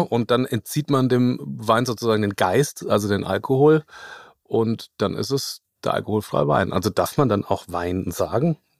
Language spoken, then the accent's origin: German; Lower Franconia, Bavaria, Germany; ich komme aus, aus Unterfranken